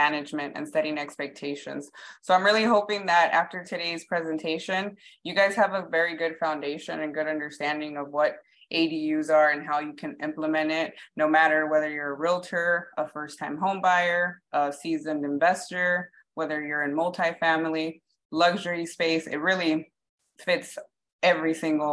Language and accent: English; Long Beach, California, United States; I'm a realtor, born and raised in Long Beach